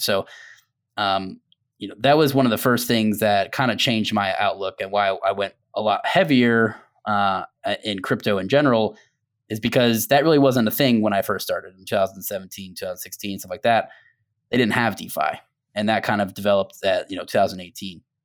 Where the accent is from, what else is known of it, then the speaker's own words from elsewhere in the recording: Tampa, Florida, United States; I was born and raised in Tampa as well